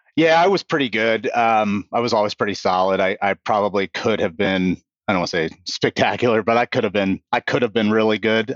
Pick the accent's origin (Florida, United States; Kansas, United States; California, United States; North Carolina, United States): Kansas, United States; Kansas City; moved away as an adult; now in New Albany, United States; I grew up in, uh, Kansas City. I was born on the Missouri side and, and grew up on the Kansas side